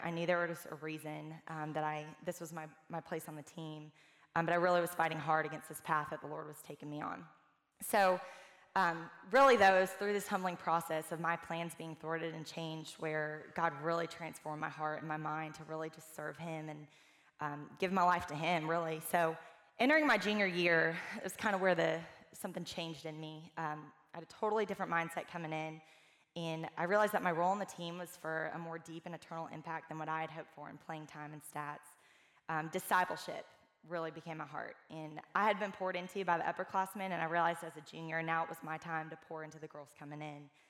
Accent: Atlanta, Georgia, United States; moved away as an adult; now in Birmingham, United States; I'm originally from Atlanta

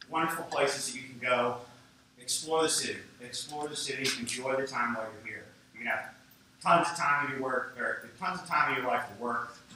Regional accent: West Virginia, United States; now in Philadelphia, United States; So I'm from West Virginia, and I moved to the big city from West Virginia um, and lived in Manayunk.

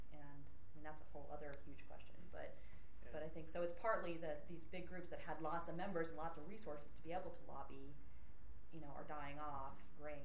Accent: Arlington, Virginia, United States; I'm active in the League of Women Voters in my hometown, Arlington, Virginia

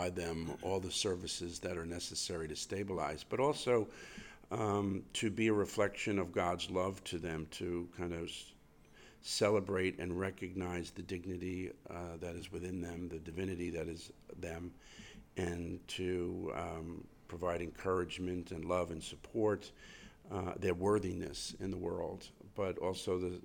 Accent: New York City, New York, United States; I grew up in Queens, in Flushing, Queens

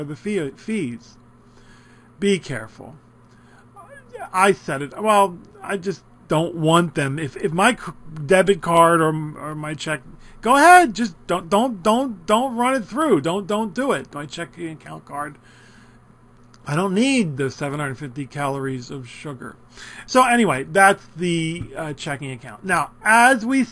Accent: Philadelphia, Pennsylvania, United States; I come from Philadelphia, South Philly, where it used to be all Italians

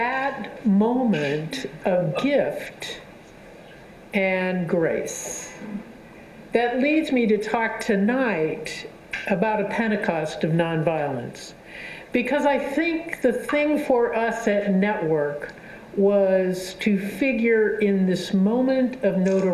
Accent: Southern California, United States; I'm from Southern California

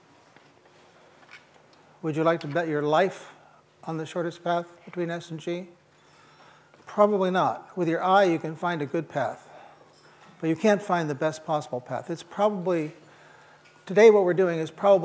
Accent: East Peoria, Illinois, United States; moved away; I'm from East Peoria, Illinois, and I was surrounded by the factories of Caterpillar Tractor Company

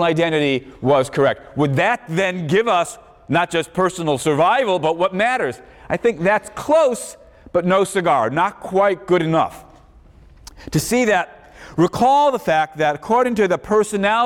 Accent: Chicago, Illinois, United States; growing up in Chicago

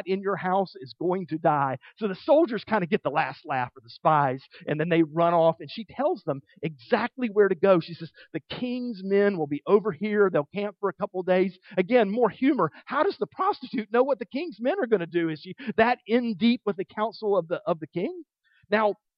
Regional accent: the South, Southern United States, United States; as a Southerner

